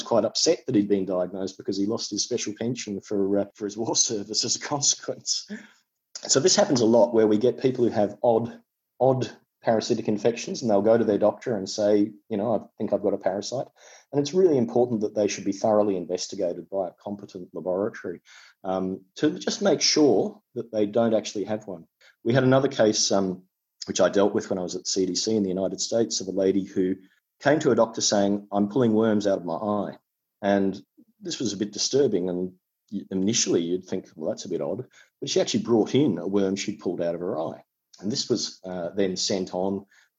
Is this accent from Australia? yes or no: yes; Tasmania, Australia; I come from Tasmania in Australia